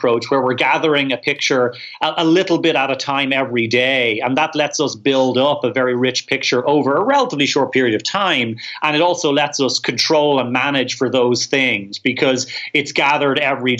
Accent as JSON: {"language": "English", "country": "Ireland", "said": "I'm Irish"}